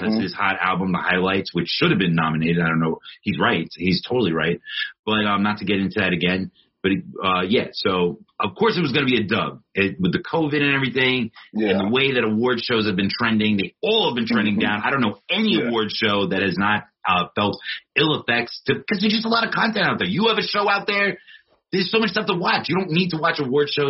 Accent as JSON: {"language": "English", "town": "New York City", "region": "New York", "country": "United States", "said": "Queens, that's where I'm from"}